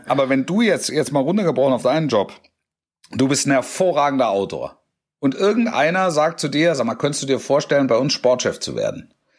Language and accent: German; near Stuttgart, Baden-Württemberg, Germany; Also ich bin in der Nähe von Stuttgart aufgewachsen